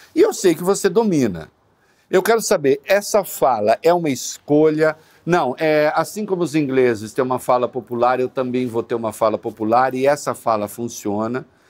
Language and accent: Portuguese; interior of São Paulo, Brazil; accent: interior of São Paulo; moved away; O interior de São Paulo é o seguinte: a gente come todos os S's